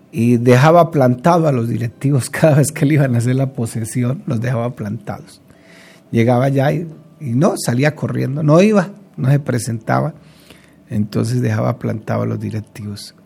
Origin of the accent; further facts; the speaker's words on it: Colombia; como decimos popularmente aquí en Colombia